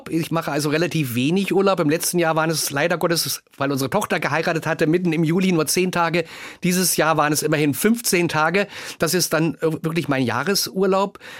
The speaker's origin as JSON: {"language": "German", "region": "East Germany", "country": "Germany", "said": "Und das hat mich natürlich auch stolz und glücklich gemacht, dass ich als Ostdeutscher in den Westen berufen wurde."}